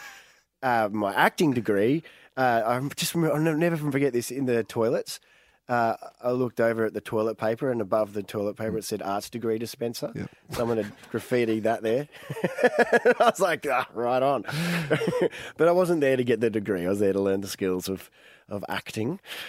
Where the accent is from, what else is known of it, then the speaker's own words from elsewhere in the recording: Brisbane, Queensland, Australia; I'm from Brisbane. Yes.